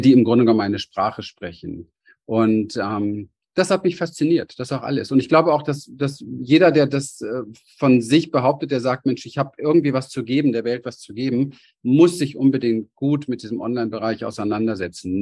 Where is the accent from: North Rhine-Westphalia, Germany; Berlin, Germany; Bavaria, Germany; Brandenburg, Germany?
Berlin, Germany; ich bin als kleines Kind in Berlin aufgewachsen, Hinterhofskind, arme Verhältnisse